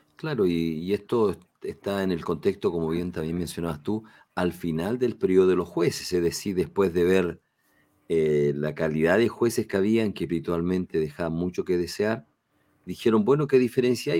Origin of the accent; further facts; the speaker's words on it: Chile; en nuestro país, ahí en el sur de Chile